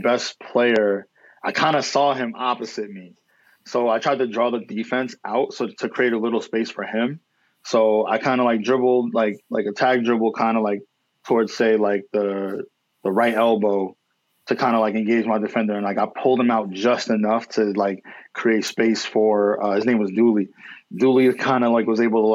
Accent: New York, United States; I'm from Lower East Side.

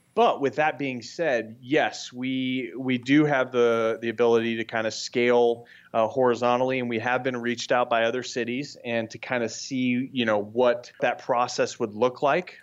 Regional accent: Scottsdale, Arizona, United States; we're all from the Scottsdale area

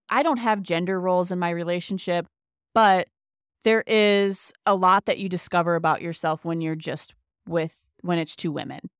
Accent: Ohio, United States; also born or lived in Indiana; I do know as soon as we moved from Indiana to Ohio, I started feeling more like a kid, more like myself, and kind of got away.

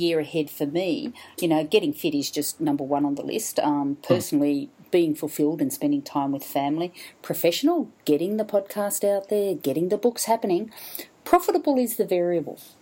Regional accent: Brisbane, Queensland, Australia; I'm in my hometown Brisbane

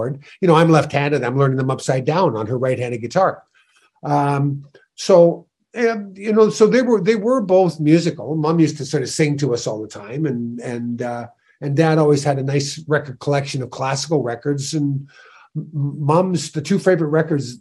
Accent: Sault Ste. Marie, Ontario, Canada; born or raised there; moved away

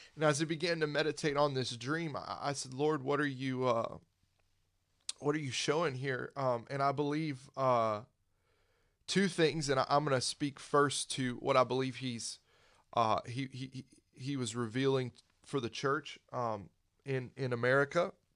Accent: Pensacola, Florida, United States; I grew up in Pensacola

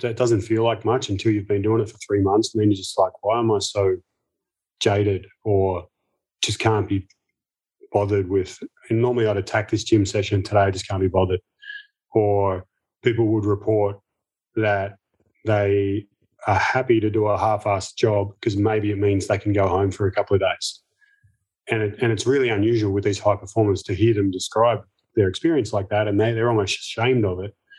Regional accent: Melbourne, Victoria, Australia; as a kid growing up in Melbourne

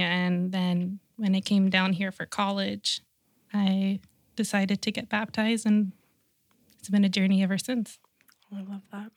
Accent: Rancho Cucamonga, California, United States; I grew up in Rancho Cucamonga

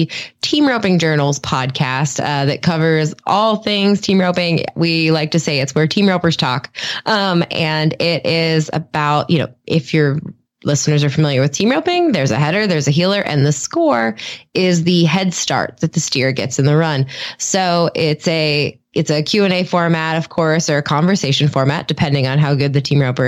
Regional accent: Vandergrift, Pennsylvania, United States; I grew up in Western Pennsylvania, in a steel town, Vandergrift, Apollo, Pennsylvania, is where I grew up.

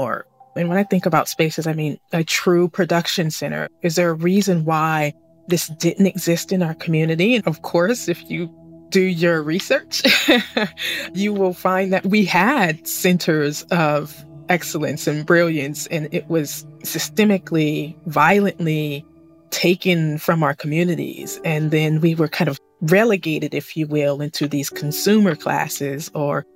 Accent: Sacramento, California, United States; I'm originally from Sacramento, California, but I am speaking to you all today from the Central Coast of California

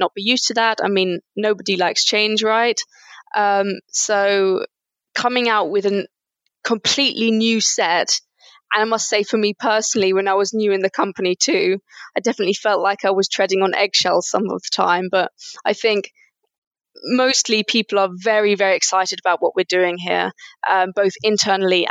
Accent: United Kingdom; moved away as an adult; now in Germany; I studied modern foreign languages in the UK. I'm British, actually.

